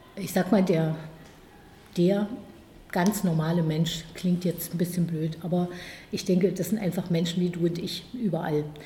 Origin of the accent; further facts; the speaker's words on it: Magdeburg, Saxony-Anhalt, Germany; moved away as an adult; also born or lived in Halle (Saale); now in Halle, Germany; Ich bin in Magdeburg aufgewachsen. Magdeburg ist meine Heimatstadt